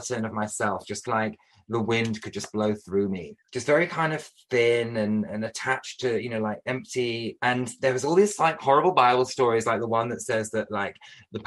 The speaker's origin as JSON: {"language": "English", "town": "Buxton", "region": "East Midlands", "country": "United Kingdom", "tie": "born or raised there", "moved": "yes", "said": "I went back to Buxton, to my hometown"}